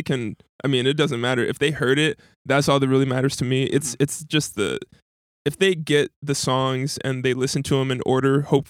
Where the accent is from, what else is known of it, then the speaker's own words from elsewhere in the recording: Dayton, Ohio, United States; now in Columbus, United States; I drove from Columbus. I live in Columbus, so I'm from I'm from Dayton.